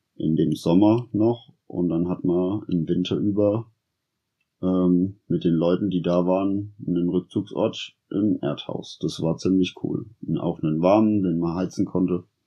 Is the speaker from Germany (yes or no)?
yes; Sonneberg region, Thuringia, Germany; also born or lived in Berlin; Ich bin hier in der Region aufgewachsen. Ich wohne in der Straße hier